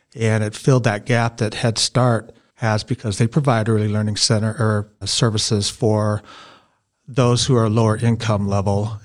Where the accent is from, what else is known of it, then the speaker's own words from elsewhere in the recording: Boise, Idaho, United States; now in Marsing, United States; I'm from Boise.